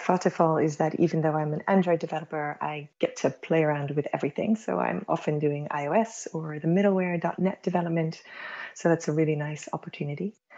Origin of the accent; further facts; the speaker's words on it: United States; now in Netherlands; I'm American originally, been living in the Netherlands for 25 years already